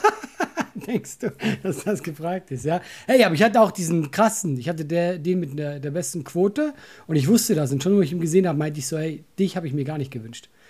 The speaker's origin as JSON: {"language": "German", "country": "Switzerland", "moved": "yes", "lives_now": "Germany", "said": "ich bin ja Schweizer"}